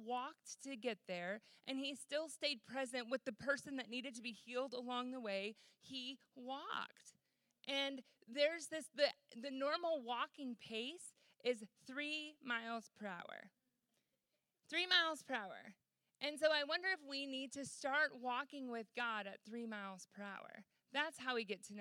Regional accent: Michigan, United States; moved away; I'm from Michigan originally

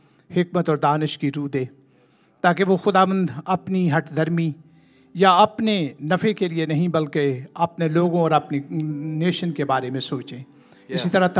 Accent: Pakistan; first language Urdu; English is a second language; now in United States; Pakistan is my homeland. I was born and raised in Pakistan

